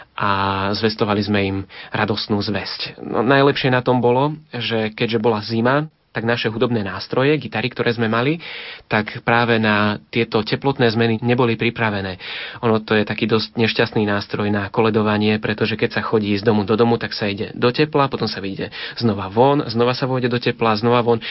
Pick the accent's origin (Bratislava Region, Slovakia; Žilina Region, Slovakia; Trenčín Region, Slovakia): Žilina Region, Slovakia; Liptovský Mikuláš; zostávali sme už doma v Liptovskom Mikuláši